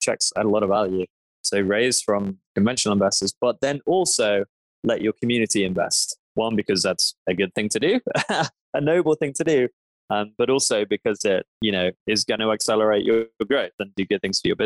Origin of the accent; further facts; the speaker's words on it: London, United Kingdom; I grew up in London